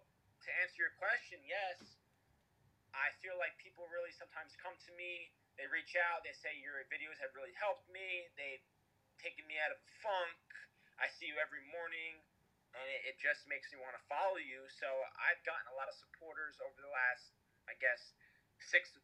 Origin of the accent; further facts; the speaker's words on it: Toms River, New Jersey, United States; Been in Tom's River my whole life, 24 years.